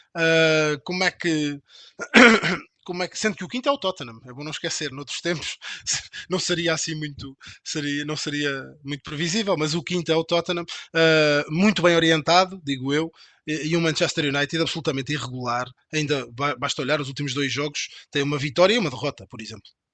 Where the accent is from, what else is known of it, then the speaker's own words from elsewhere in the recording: Portugal; Eu sou, eu sou português